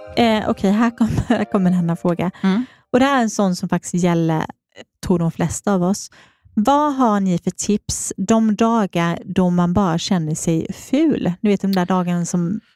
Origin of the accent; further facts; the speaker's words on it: Småland, Sweden; accent: småländska; now in Stockholm, Sweden; jag är, eh, kommer från Småland